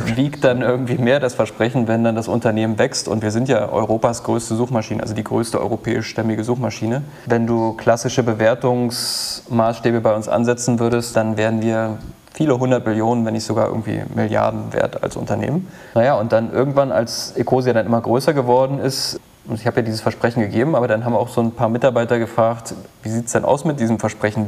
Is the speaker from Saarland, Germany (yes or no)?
no; Wittenberg, Saxony-Anhalt, Germany; moved away; mit Leuten aus, aus mein, meiner Heimat befreundet und das ist jetzt auch nicht so weit weg von Berlin, ne? also Wittenberg